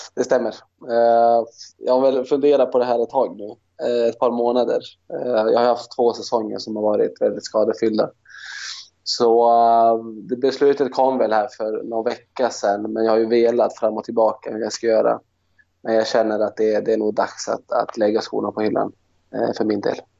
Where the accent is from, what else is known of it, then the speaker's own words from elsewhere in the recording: Luleå, Norrbotten County, Sweden; moved away; Jag är från Luleå